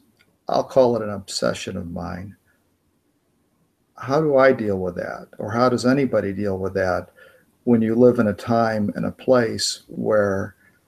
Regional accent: United States; I'm an American

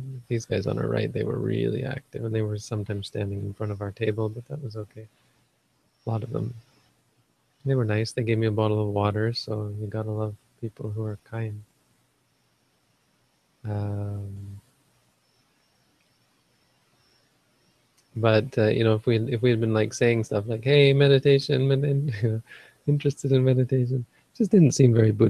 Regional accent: Northern Ontario, Canada; I grew up in Northern Ontario, where everybody's like white like me

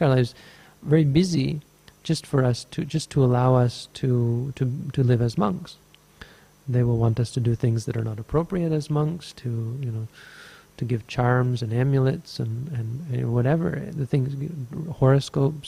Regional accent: Canada; now in Sri Lanka; I'm Canadian.

